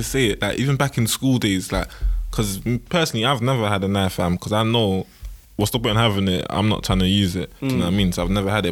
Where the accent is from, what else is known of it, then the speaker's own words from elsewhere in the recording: London, United Kingdom; also born or lived in Bexleyheath; I grew up in Peckham